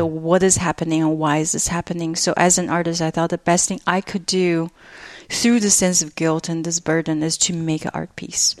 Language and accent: English; China; moved away; my cultural memory growing up in China